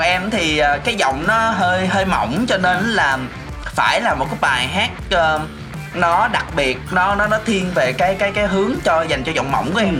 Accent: Mekong Delta, Vietnam; em muốn kiểu quảng cáo quê hương của mình đến càng nhiều người càng tốt ừ. để mọi người biết là miền tây nó nhẹ nhàng

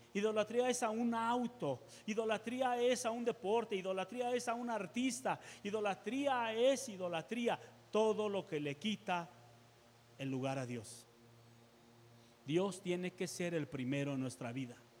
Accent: Mexico; nosotros como seres humanos, como sociedad mexicana

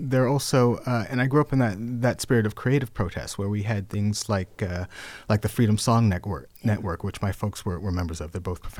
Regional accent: California, United States; now in Ireland; Ireland is about a fifth the size of California, my home state.

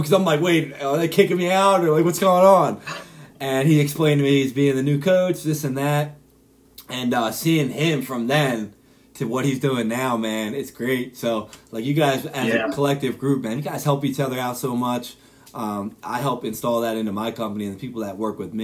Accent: Philadelphia, Pennsylvania, United States; I'm from Philadelphia.

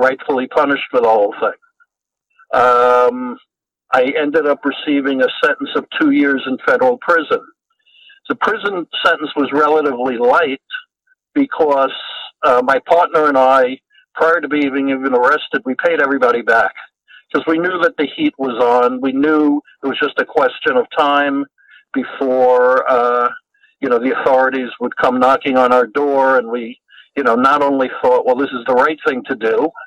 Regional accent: New York, United States; now in Los Angeles, United States; I now live in Los Angeles, but I grew up in New York.

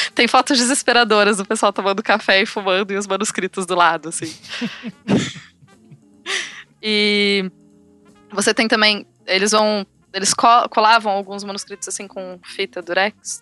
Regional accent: Rio Branco, Acre, Brazil; moved away as an adult; now in Birmingham, United Kingdom; eu nasci no Acre, sou acriana, de Rio Branco.

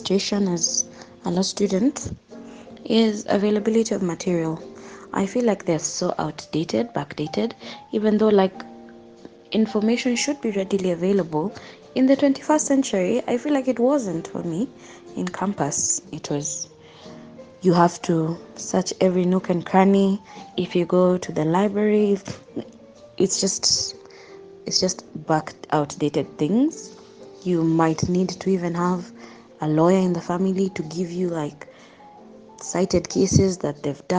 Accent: Kenya; my journey as a Kenyan law student

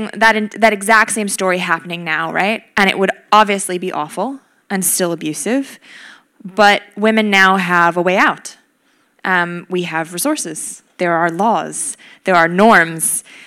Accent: Wisconsin, United States; moved away; my hometown in Wisconsin

